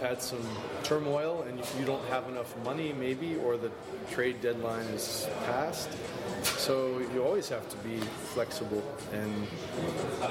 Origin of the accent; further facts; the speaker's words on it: Washington, District of Columbia, United States; I lived in Washington, D.C., grew up in the Washington area